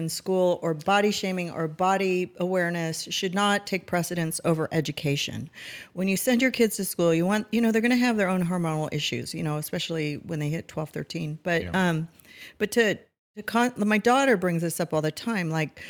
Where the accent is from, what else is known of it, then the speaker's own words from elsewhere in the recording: Newport Beach, California, United States; And I grew up like in Newport Beach where everybody had to look cute in a bathing suit and we were all skinny